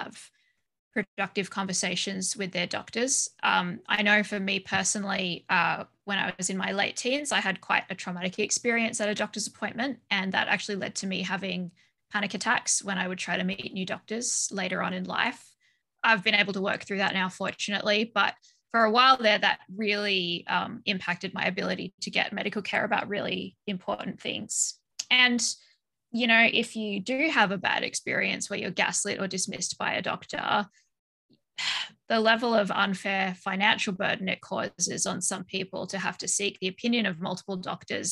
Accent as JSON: {"language": "English", "country": "Australia", "tie": "born or raised there", "moved": "yes", "lives_now": "Belgium", "said": "I was born and raised in Australia, but I live in Belgium."}